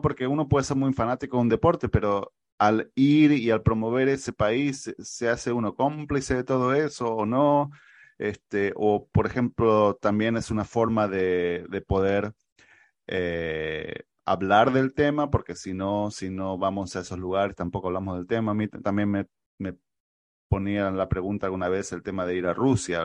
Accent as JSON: {"language": "Spanish", "country": "Argentina", "said": "soy el argentino menos futbolero que pueda haber"}